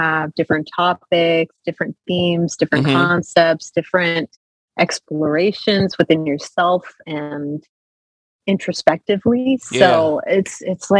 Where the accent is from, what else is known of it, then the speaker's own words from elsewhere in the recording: the Ozarks, United States; my hometown. I'm originally from the Ozarks, so I'm a mountain girl by nature